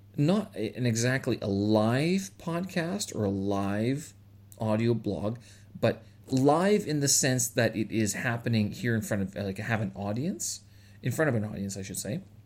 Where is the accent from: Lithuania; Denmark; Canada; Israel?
Canada; moved away as an adult